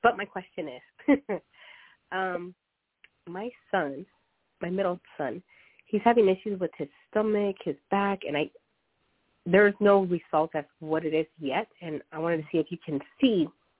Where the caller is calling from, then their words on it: Arizona, United States; Hi, Toni.